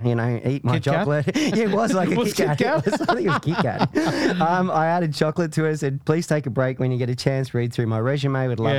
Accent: Queensland, Australia; moved away as an adult; now in Victoria, Australia; So I'm originally a Queenslander, moved to Victoria to further my career in the entertainment industry.

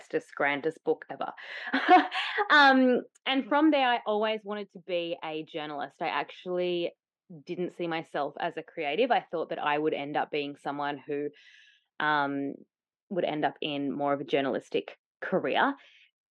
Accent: Tasmania, Australia; moved away; also born or lived in Byron Bay; I grew up in Tasmania, but I'd moved and lived in Byron Bay for a little bit

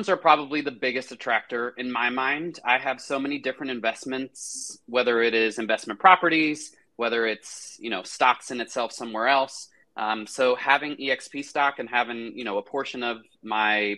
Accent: Cary, North Carolina, United States; also born or lived in Charlotte, North Carolina; I have lived in Cary, North Carolina almost my entire life, which is where I grew up

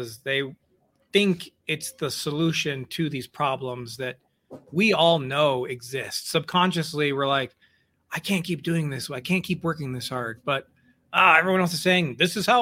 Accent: Missouri, United States; I grew up in Missouri, and my dad was what I would call a hobby farmer.

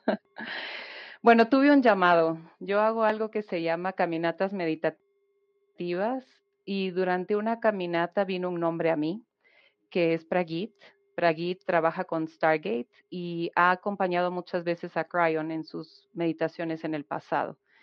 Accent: Guatemala; de Guatemala

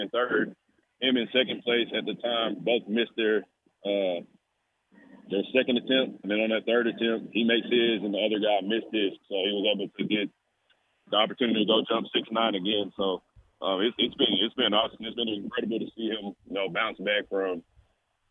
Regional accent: Copperas Cove, Texas, United States; Growing up in Copper's Cove

